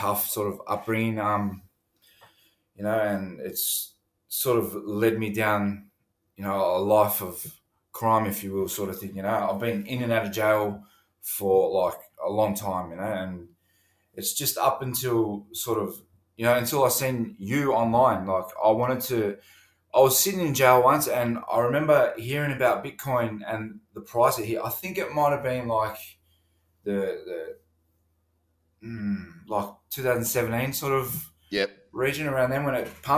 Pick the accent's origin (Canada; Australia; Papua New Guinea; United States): Australia; Melbourne, Victoria; When I was a child, I grew up in St. Kilda, sort of a rough area